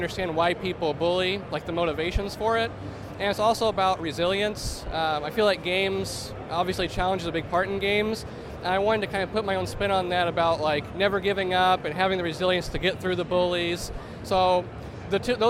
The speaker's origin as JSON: {"language": "English", "region": "Southern Illinois", "country": "United States", "said": "I'm from Southern Illinois, about an hour or two from St. Louis."}